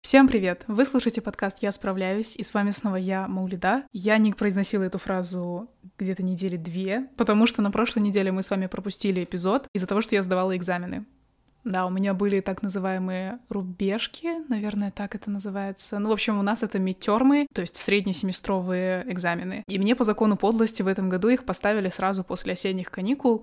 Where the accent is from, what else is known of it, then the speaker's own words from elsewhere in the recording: Kazakhstan; moved away as an adult; я была международный студент, потому что я из Казахстана поступала за границу